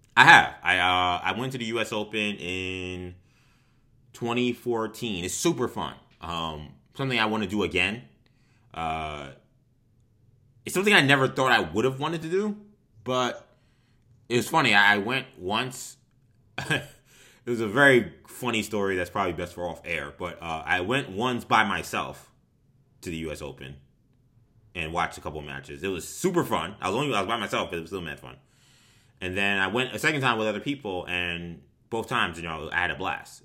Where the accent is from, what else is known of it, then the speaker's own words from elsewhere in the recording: New York City, New York, United States; I'm from Queens